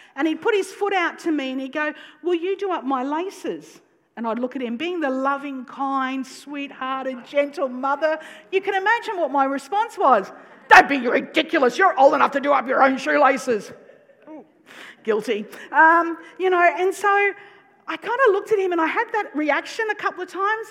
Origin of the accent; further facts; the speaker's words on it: North Queensland, Australia; I'm from North Queensland